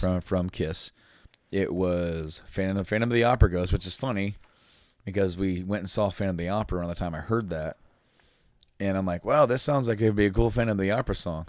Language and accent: English; Frankfort, Indiana, United States; we're from, like, like, around Indy area, Frankfort, Indiana